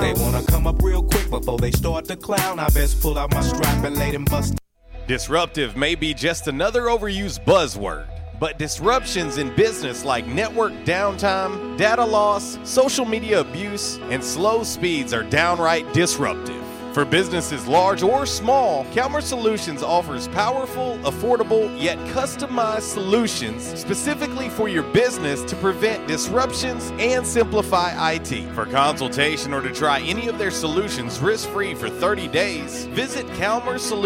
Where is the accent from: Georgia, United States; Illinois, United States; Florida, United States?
Florida, United States; St. Petersburg; moved away; When I grew up in St. Petersburg, Florida